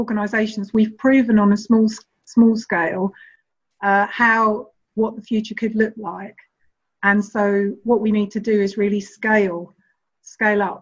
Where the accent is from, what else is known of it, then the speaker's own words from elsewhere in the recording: London, United Kingdom; I'm speaking as a Londoner